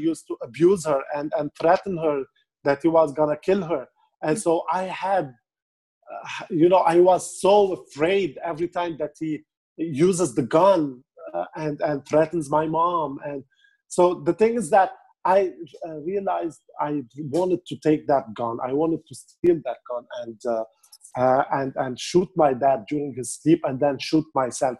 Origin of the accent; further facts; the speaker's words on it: Beirut, Beirut Governorate, Lebanon; I'm from Beirut, Lebanon